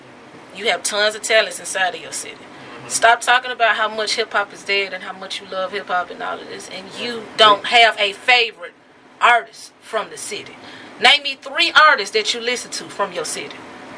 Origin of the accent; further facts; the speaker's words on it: Birmingham, Alabama, United States; I'm from this city, and I'm from Birmingham.